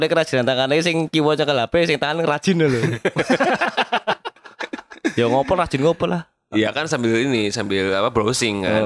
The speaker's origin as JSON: {"language": "Indonesian", "region": "Kalimantan", "country": "Indonesia", "tie": "born or raised there", "said": "Bal-balan memang aku gede di Kalimantan."}